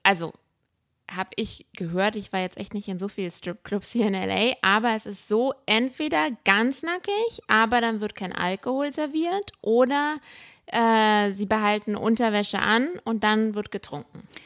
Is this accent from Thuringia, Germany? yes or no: no; Berlin, Germany; moved away as an adult; now in Los Angeles, United States; ich bin in Berlin groß geworden